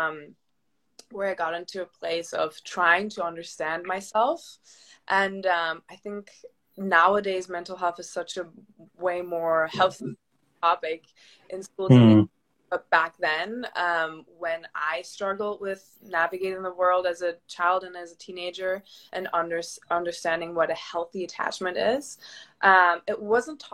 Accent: Germany; moved away as an adult; also born or lived in Southern California; now in California, United States; I live in beautiful Southern California, but I'm originally from Germany.

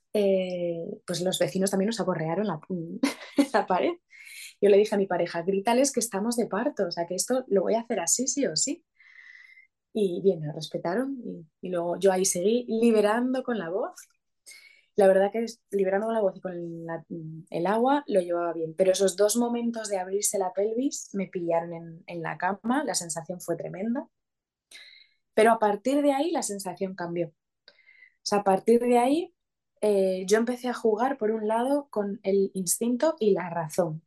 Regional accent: Asturias, Spain; now in Madrid, Spain; soy asturiana y su papá es sevillano, pero vivimos en Madrid

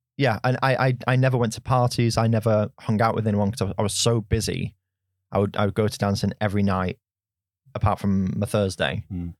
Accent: Oldham, North West England, United Kingdom; moved away; growing up, I grew up in Oldham

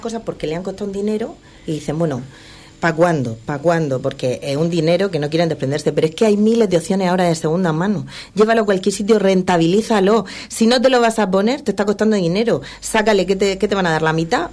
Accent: Region of Murcia, Spain; somos de Murcia

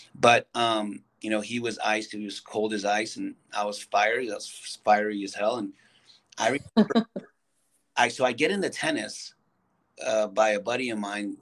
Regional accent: California, United States; also born or lived in Santa Cruz Valley; I was the first to be born here in the United States

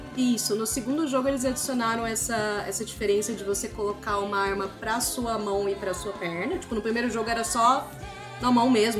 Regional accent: Ribeirão Preto, São Paulo, Brazil; na minha cidade de Ribeirão Preto

